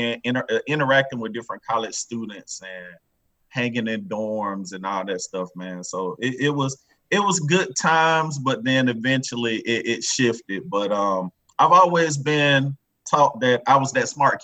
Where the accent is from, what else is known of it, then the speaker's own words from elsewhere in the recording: Daytona Beach, Florida, United States; moved away; also born or lived in Marietta, Georgia; I'm originally from Daytona Beach, Florida